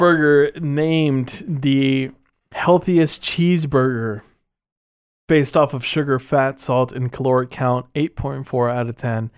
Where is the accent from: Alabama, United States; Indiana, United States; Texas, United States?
Texas, United States; As a Texan myself